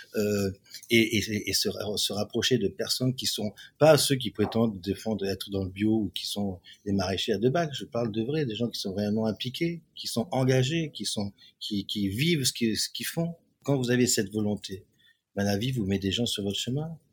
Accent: Cannes, Provence-Alpes-Côte d'Azur, France; Je suis né à Cannes, je suis français, avec une génétique italienne, sud et centre de l'Italie

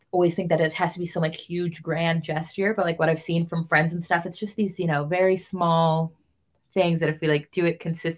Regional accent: Stockton, California, United States; moved away; Nick and I are both from Stockton, like both went to the same school

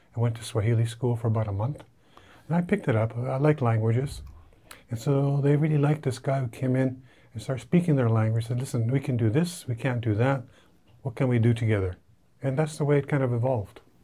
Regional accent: Canada; moved away; as a Canadian

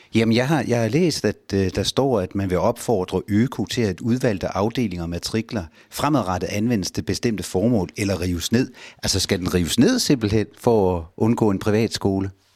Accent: Holme-Olstrup, Zealand, Denmark; ude fra Holme-Olstrup, hvor jeg kommer fra

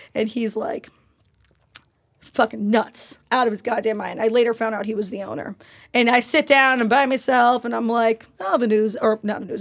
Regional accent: New York, United States; I'm a New Yorker and we do not sleep

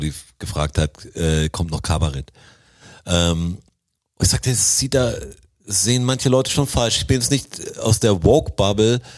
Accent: Swabia, Germany; als Schwabe

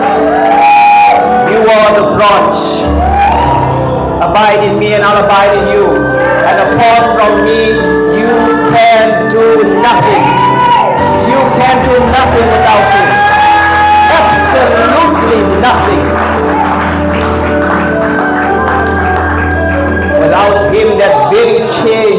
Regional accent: Pietermaritzburg, KwaZulu-Natal, South Africa; I'm born proud from Sleepy Hollow.

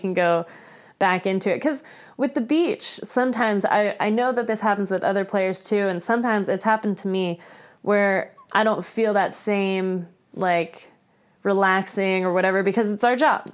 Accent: Florida, United States; I grew up in Florida where it's, you know, flat

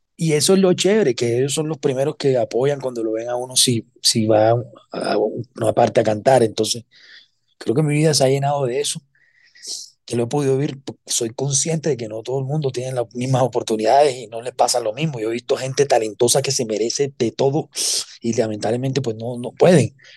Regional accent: Cartagena, Bolívar, Colombia; yo soy cartagenero

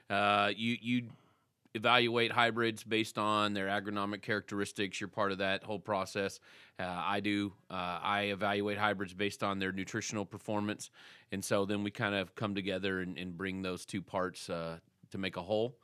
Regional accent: Texas, United States; I was from Texas

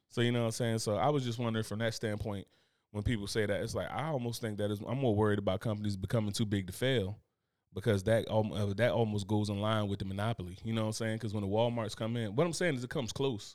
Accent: United States; I'm American

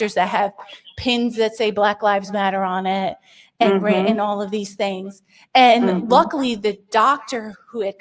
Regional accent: Springfield, Massachusetts, United States; I was born in Springfield, Massachusetts. We go back about 4 or 5 generations in Western Massachusetts. I'm from this country.

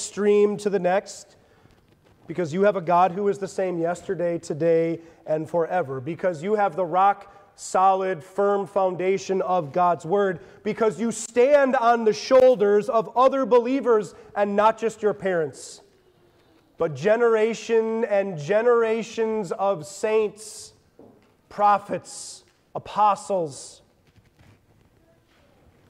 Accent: Lansing, Michigan, United States; my hometown of Lansing, Michigan

